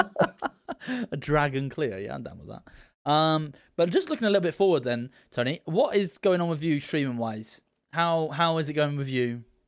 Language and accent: English; United Kingdom; I'm a British